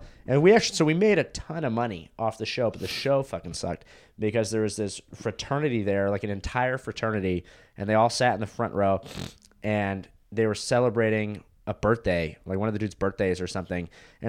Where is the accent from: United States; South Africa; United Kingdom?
United States; Florida; born there; also born or lived in California; So I was born in Florida. I lived there for 3 years.